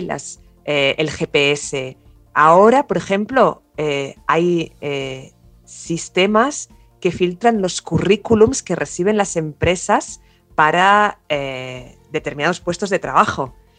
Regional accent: Barcelona, Catalonia, Spain; moved away as an adult; now in Córdoba, Argentina; soy originalmente de Barcelona, pero llevo 15 eh, años eh, acá en Córdoba

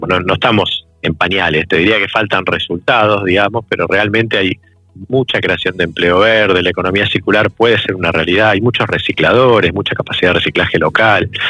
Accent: Tafí Viejo, Tucumán, Argentina; Vengo de Tafí Viejo en Tucumán

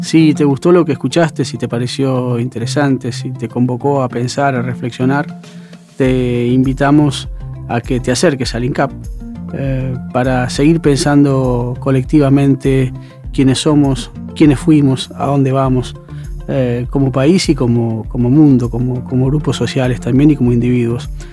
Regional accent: Argentina; como argentinos y como argentinas

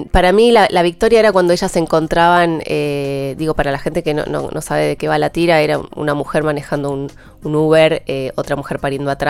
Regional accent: Río Turbio, Santa Cruz, Argentina; moved away; Soy de Río Turbio, provincia de Santa Cruz, muy lejos.

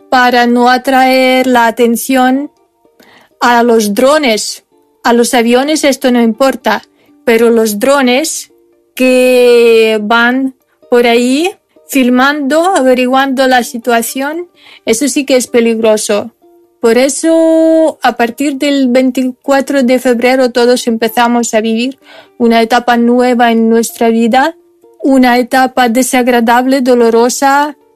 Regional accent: Ukraine; Spanish is a second language; Soy ucraniana. Soy profesora de castellano

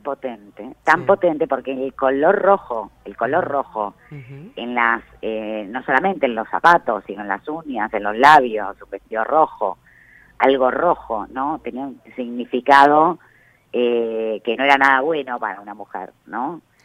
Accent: Arias, Córdoba, Argentina; moved away; vengo de un pueblo muy chico, infierno grande, como dicen. ¿De dónde venís? de Arias, de la provincia de Córdoba

